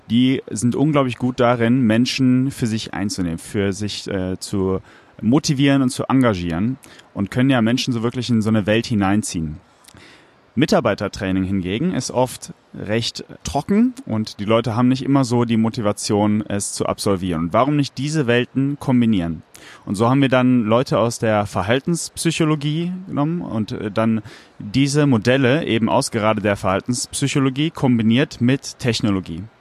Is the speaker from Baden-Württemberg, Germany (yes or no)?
no; Cologne, North Rhine-Westphalia, Germany; bin eben auch gebürtiger Kölner